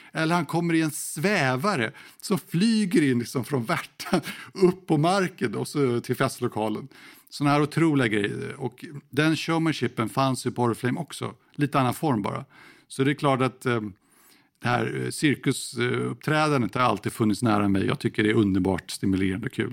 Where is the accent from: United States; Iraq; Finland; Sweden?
Sweden; moved away as an adult; also born or lived in Moscow, Russia / Kyiv, Ukraine; jag är ju svensk och pratar inte flytande ryska.